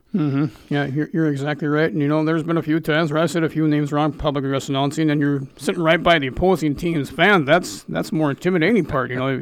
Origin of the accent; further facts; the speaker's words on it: North Dakota, United States; moved away as an adult; I come from North Dakota, south, eastern part of the state there